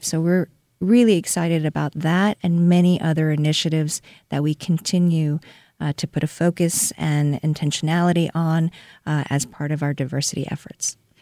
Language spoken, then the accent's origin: English; Seoul, South Korea; now in Saint Louis, United States; I was born and raised in Seoul, South Korea